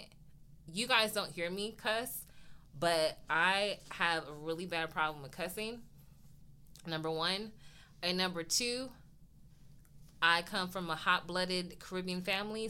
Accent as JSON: {"language": "English", "region": "California", "country": "United States", "said": "we're from California"}